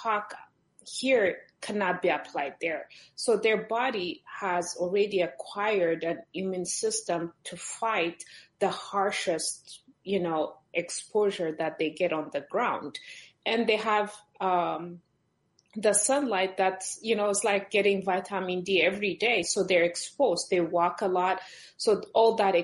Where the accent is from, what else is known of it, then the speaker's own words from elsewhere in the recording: Ethiopia; moved away; I'm originally from Ethiopia